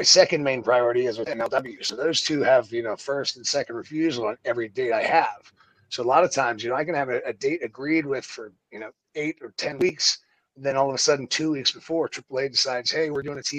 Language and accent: English; Pittsburgh, Pennsylvania, United States; moved away as an adult; also born or lived in Florida; I grew up in Pittsburgh. I started wrestling in Pittsburgh.